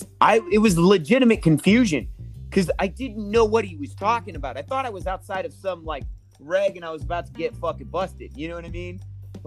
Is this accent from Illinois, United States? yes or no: no; California, United States; Because again, I grew up in California.